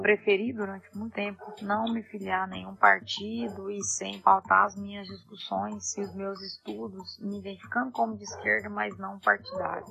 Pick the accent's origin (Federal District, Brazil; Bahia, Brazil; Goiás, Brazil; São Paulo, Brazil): Goiás, Brazil; Itapuranga; eu sou da cidade de Itapuranga, no interior de Goiás